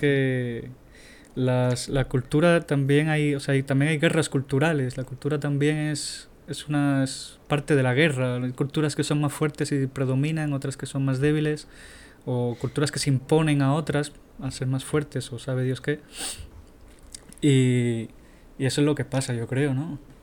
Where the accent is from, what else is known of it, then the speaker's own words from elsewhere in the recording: Tenerife, Canary Islands, Spain; tenía 12 años cuando tenía eso. Tenía una compañía que se llamaba Guanadu en Tenerife